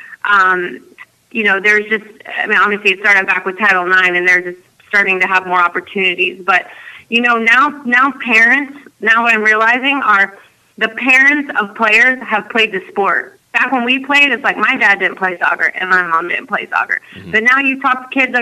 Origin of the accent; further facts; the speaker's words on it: United States; being American, growing up